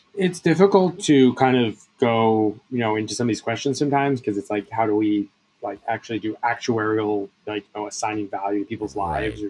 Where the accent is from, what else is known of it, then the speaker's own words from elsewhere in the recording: Bethesda, Maryland, United States; I grew up in Bethesda